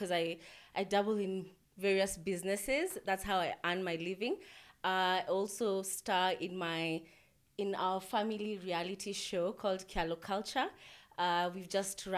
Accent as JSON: {"language": "English", "town": "Ongata Rongai", "region": "Kajiado County", "country": "Kenya", "tie": "born or raised there", "said": "when I was a kid, I grew up in Ongata. Ronga is a very remote place."}